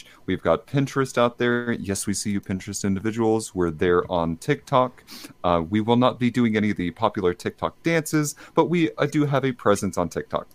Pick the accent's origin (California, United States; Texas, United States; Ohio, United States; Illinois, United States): Texas, United States; I'm actually from Texas